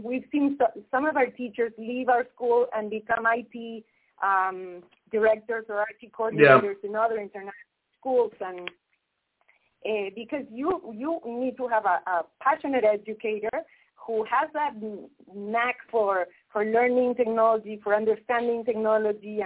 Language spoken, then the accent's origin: English; Peru